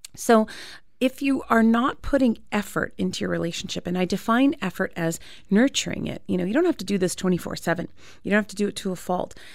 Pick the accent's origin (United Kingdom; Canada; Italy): Canada; I was born and raised in Canada